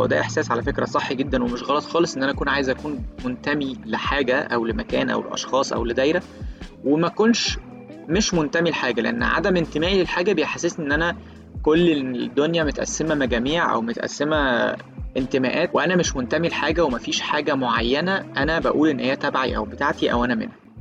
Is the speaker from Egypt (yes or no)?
yes; Egypt; أنا شخص مصري عايش في القاهرة